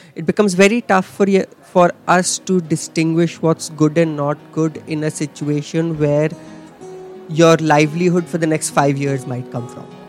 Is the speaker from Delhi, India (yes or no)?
yes; Delhi, India; moved away as an adult; I'm I'm from Delhi in uh, India.